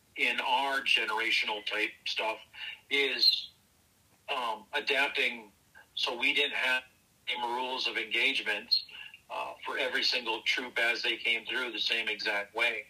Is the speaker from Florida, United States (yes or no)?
no; Minneapolis, Minnesota, United States; also born or lived in Lino Lakes, Minnesota; born and raised in Northeast Minneapolis